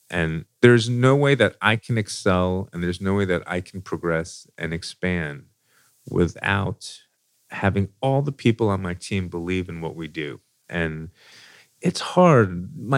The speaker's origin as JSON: {"language": "English", "town": "New York City", "region": "New York", "country": "United States", "moved": "as an adult", "lives_now": "Louisville, United States", "said": "So I moved to Louisville, Kentucky. I came from New York City."}